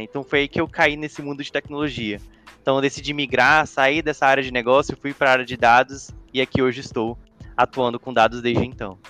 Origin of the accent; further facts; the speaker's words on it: Vitória, Espírito Santo, Brazil; sou do Espírito Santo, sou capixaba, Vitória